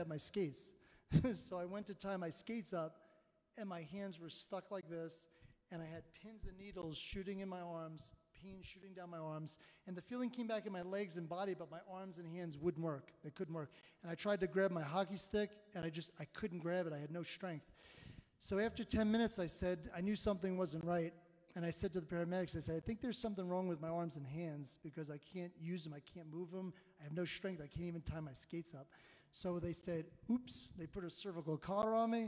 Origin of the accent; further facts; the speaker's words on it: Long Island, New York, United States; now in Colorado Springs, United States; I grew up in Long Island, New York